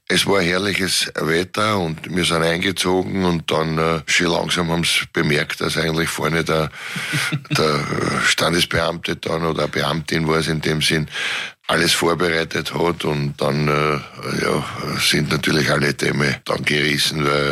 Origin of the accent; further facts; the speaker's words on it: Vienna, Austria; Ich bin auch Favorit.